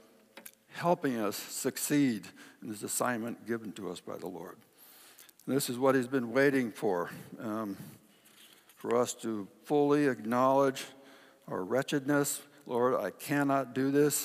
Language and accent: English; Kodiak, Alaska, United States; When I was a kid, my dad would, in Kodiak, trap beaver and otter for kind of a sideline, and I got to go along with him.